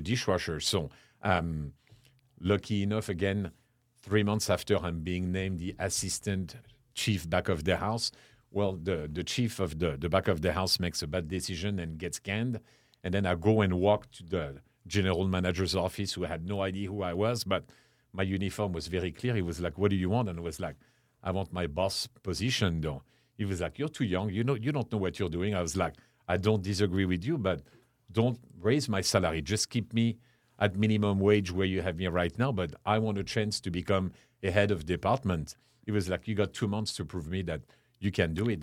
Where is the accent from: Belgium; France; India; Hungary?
France; Chartres, Centre-Val de Loire; English is a second language; moved away as an adult; also born or lived in London / Paris / Lenox, Massachusetts; now in San Antonio, United States; born and raised in France, uh, I grew up in a small town called Chartres, which is about an hour west of, uh, west of Paris